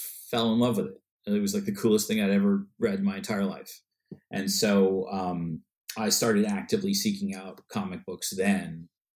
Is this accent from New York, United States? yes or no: yes; Westchester, New York, United States; now in New York City, United States; I was born in Westchester and then moved